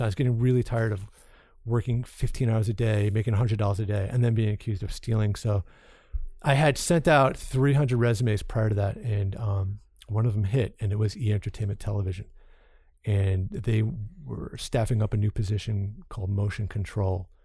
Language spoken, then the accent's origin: English; Long Island, New York, United States; the bunch of knuckleheads I grew up with in Long Island